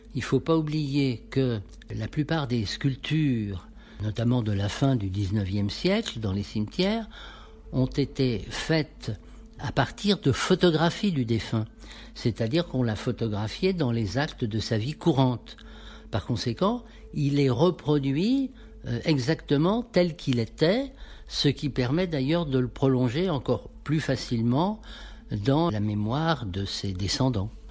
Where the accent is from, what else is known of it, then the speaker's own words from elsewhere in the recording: Paris, Île-de-France, France; je suis parisien d'abord